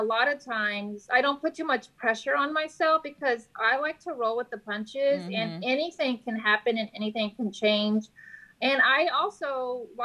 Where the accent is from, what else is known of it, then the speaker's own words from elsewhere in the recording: San Antonio, Texas, United States; moved away as an adult; now in Corpus Christi, United States; I'm originally from San Antonio